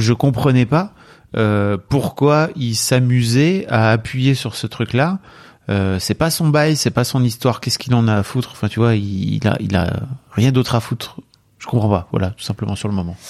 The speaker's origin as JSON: {"language": "French", "area": "the North", "region": "Hauts-de-France", "country": "France", "said": "je suis du Nord."}